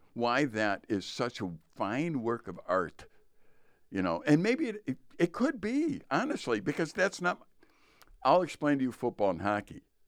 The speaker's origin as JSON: {"language": "English", "town": "Chicago", "region": "Illinois", "country": "United States", "tie": "born or raised there", "moved": "yes", "said": "growing up in Chicago"}